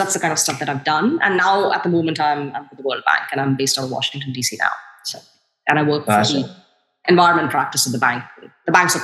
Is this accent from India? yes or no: yes; New Delhi, Delhi, India; moved away as an adult; also born or lived in United States; I grew up in India. I grew up in New Delhi, and I lived there for 24 years, and I studied there